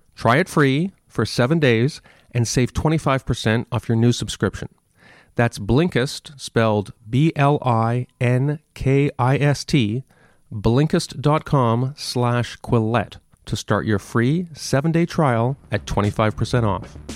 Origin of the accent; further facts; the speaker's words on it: Canada; I'm from Canada